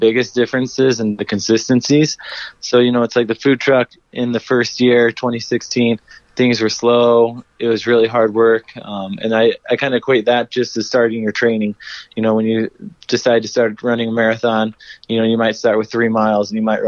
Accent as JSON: {"language": "English", "region": "Iowa", "country": "United States", "tie": "born or raised there", "moved": "yes", "lives_now": "Denver, United States", "said": "back in my hometown in Iowa"}